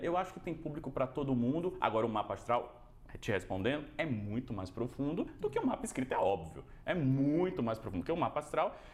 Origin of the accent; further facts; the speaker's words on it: Bahia, Brazil; now in São Paulo, Brazil; eu sou baiano, né? Então eu vim da Bahia para São Paulo